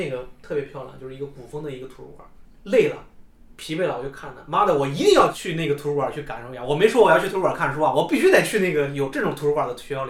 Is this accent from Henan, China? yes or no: yes; Henan, China; 你要考不好你就回来工作呗，回老家上班。就我们河南人不都是那种，对吧？？